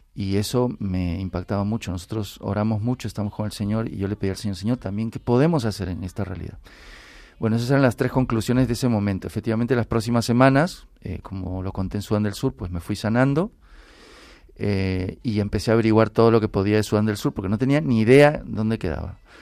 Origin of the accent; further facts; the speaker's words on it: Peru; now in Spain; yo soy peruano. Yo cuando vine aquí a España estoy de misión.